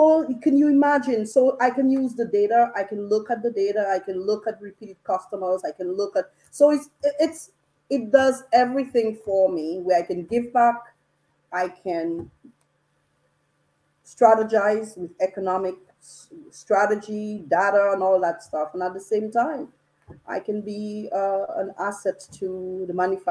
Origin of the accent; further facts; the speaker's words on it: Dominica; I grew up in Dominica